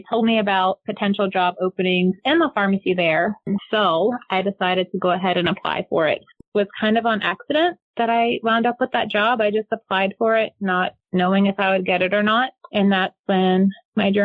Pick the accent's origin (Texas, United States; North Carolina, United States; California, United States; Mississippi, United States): North Carolina, United States; I grew up here in North Carolina